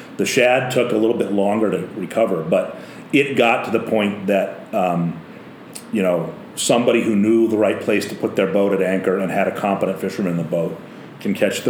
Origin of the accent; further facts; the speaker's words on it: Maine, United States; also born or lived in New Jersey; I was exiled from Maine for a few years after college. I lived in New Jersey